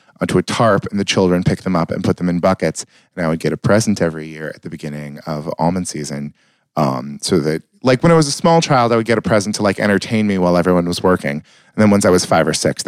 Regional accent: Marysville / Yuba City, California, United States; I was born in Rideout

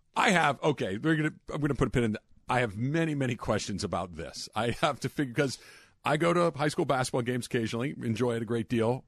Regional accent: Arcadia, California, United States; I grew up in Arcadia

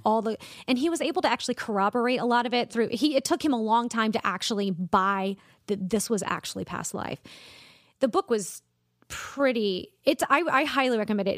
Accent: Columbia, South Carolina, United States; born or raised there; also born or lived in Charleston, South Carolina

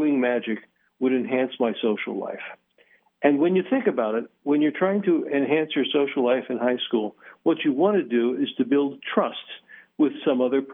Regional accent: Philadelphia, Pennsylvania, United States; now in Las Vegas, United States; I come from Philadelphia

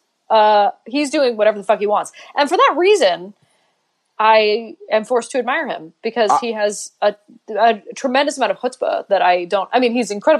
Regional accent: Canada; now in New York, United States; being a Canadian native. So sarcasm is very hard for us.

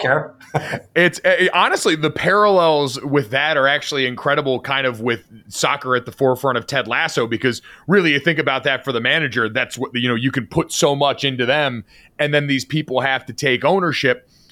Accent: Avon, Connecticut, United States; also born or lived in West Hartford, Connecticut; I grew up in Avon and then went to high school in West Hartford.

